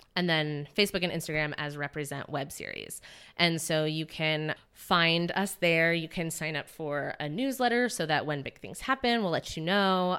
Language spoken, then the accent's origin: English; Indiana, United States; now in San Francisco, United States; I'm from Indiana